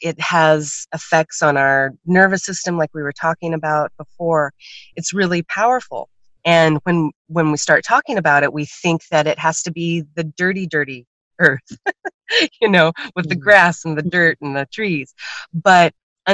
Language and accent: English; Oregon, United States; I'm from Oregon